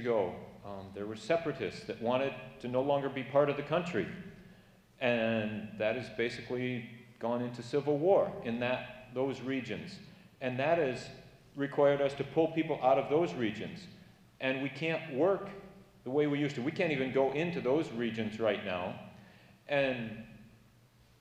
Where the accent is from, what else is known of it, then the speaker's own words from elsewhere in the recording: Kent City, Michigan, United States; moved away as an adult; now in Cameroon; I grew up here in Kent City.